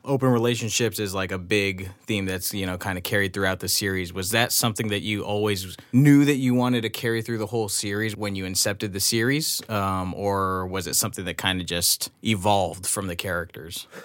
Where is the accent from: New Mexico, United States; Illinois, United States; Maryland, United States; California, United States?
California, United States; Los Angeles; I grew up here. I grew up, you know, in L A or just outside of L A.